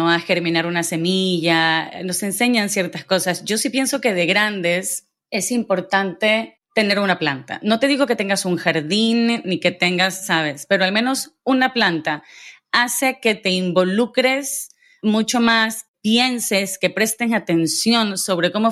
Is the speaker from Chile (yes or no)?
no; Guayaquil, Guayas, Ecuador; now in Madrid, Spain; Yo recientemente me mudé a Madrid y vengo de Guayaquil